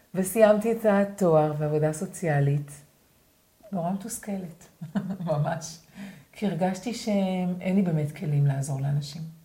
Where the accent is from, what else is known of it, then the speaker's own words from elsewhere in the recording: Sa'ad, Southern District, Israel; אני גדלתי בקיבוץ בנגב